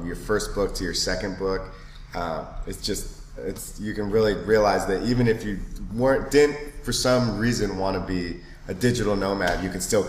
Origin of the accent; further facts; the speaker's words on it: Seattle, Washington, United States; Seattle, man. Seattle, Washington